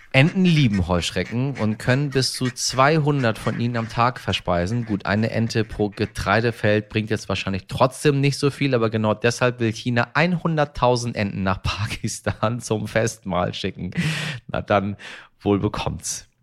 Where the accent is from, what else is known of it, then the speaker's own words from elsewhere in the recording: Germany; bei uns in Deutschland